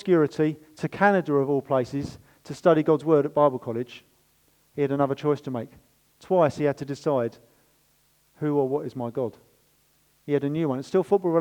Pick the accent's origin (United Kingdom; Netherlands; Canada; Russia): United Kingdom; We're British